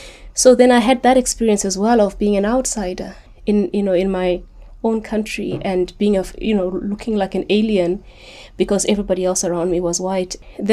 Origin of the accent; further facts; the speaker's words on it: Zimbabwe; also born or lived in Kitwe, Zambia; I was born there, but we only lived there for about 9 months. We moved back to Rhodesia, and so I grew up in Rhodesia and in Zimbabwe, Rhodesia and in Zimbabwe.